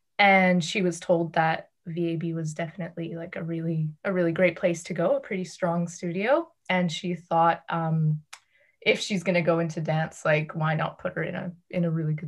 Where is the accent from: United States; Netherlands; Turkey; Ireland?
Netherlands; Amsterdam, North Holland; born there; also born or lived in Toronto; Well, I was born in Amsterdam. My mom's Dutch and my dad's Canadian. And I lived in Toronto for a little bit when I was little.